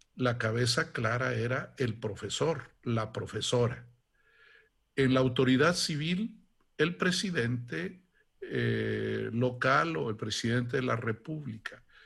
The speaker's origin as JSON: {"language": "Spanish", "town": "Santa Catarina", "region": "Guanajuato", "country": "Mexico", "tie": "born or raised there", "also_born_or_lived": "Italy", "moved": "as an adult", "said": "de niño, em, yo soy de un pueblecito de Guanajuato que se llama Santa Catarina"}